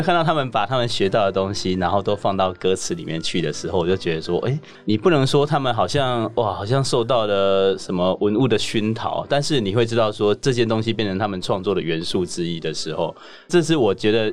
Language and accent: Chinese; southern Taiwan, Taiwan; 我是南部人